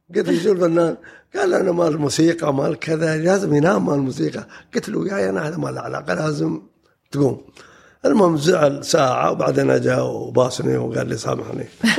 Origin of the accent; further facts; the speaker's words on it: Dubai, United Arab Emirates; بلدنا انعرفت في العالم كان زمان ما يعرفون كان زمان ما يعرفون دولة الإمارات ودبي